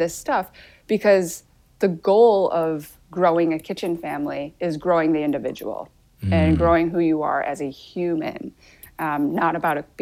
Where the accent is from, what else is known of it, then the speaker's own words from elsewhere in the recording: Grand Rapids, Michigan, United States; also born or lived in Seoul, South Korea; Grand Rapids, where I grew up for 18 years of my life.